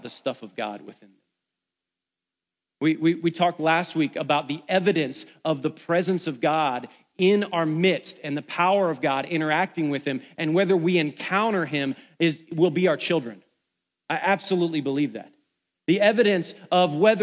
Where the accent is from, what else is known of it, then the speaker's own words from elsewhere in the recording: Ohio, United States; moved away as an adult; now in Atlanta, United States; I'm from Ohio.